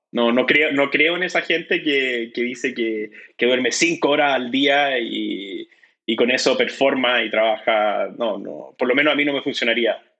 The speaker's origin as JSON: {"language": "Spanish", "country": "Chile", "said": "como chileno"}